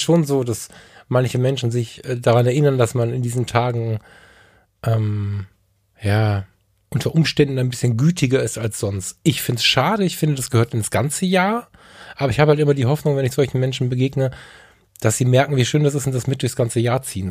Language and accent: German; Ratingen, North Rhine-Westphalia, Germany; Ich bin in Rating geboren.